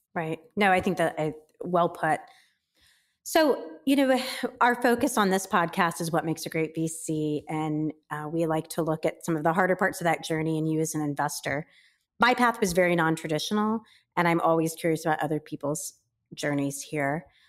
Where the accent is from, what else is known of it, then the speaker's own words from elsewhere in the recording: Midwest, United States; I grew up in the Midwest.